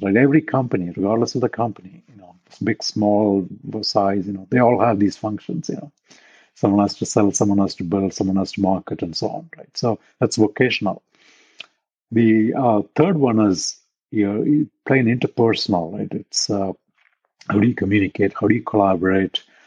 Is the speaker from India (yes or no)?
yes; India; moved away as an adult; now in Silicon Valley, United States; I grew up in India. I did my undergrad, all that in India.